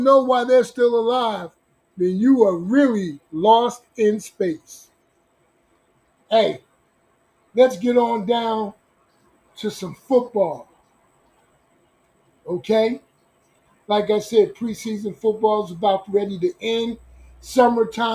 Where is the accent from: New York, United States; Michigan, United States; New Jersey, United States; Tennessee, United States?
New Jersey, United States; Newark; moved away as an adult; now in Long Beach, United States; I'm born and raised in Newark, New Jersey.